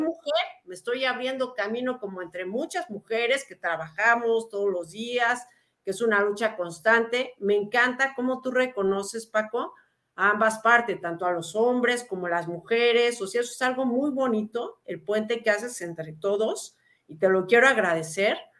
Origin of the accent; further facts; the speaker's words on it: Mexico; also born or lived in Lebanon; nací en México, soy tercera generación, pero crecí con las pues historias de mis abuelos